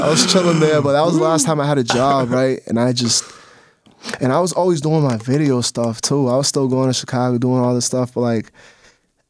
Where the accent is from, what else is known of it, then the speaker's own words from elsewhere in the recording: Bonao, Monseñor Nouel, Dominican Republic; also born or lived in Lynn, Massachusetts, United States; now in Massachusetts, United States; at the carnival in Bonao City, in my hometown where I was born